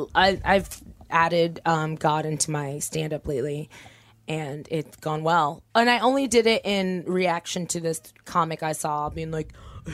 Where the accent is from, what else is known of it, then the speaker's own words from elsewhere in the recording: Torrance, California, United States; I'm from Torrance.